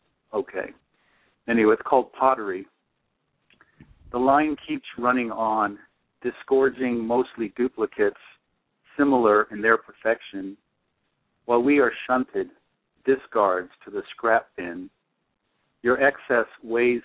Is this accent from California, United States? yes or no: yes; South Bay, California, United States; I'm from the South Bay, and there's stuff like in Redondo Beach and stuff too